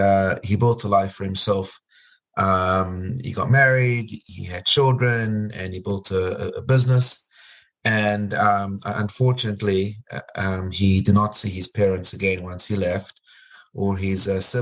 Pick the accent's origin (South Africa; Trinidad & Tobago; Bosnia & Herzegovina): South Africa; Cape Town, Western Cape; moved away as an adult; also born or lived in Port Elizabeth, South Africa / Los Angeles, United States; when I was a young child growing up in South Africa.